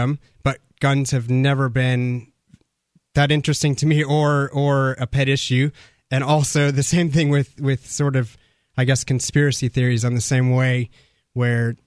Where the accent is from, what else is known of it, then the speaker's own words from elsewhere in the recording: Spokane, Washington, United States; moved away as an adult; also born or lived in Japan; now in Australia; I was from Spokane, which is 4 hours east of Seattle in Washington State